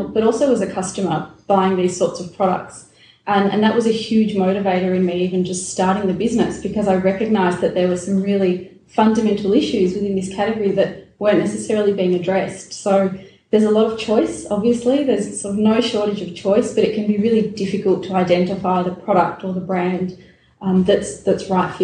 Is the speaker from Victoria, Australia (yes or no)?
yes; Melbourne, Victoria, Australia; I'm from Melbourne, born and raised in Melbourne